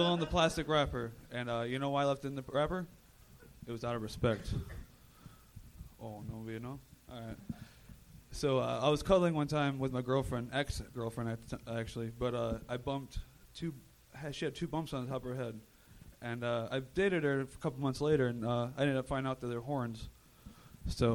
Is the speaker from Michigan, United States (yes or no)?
yes; Michigan, United States; I was born in Michigan.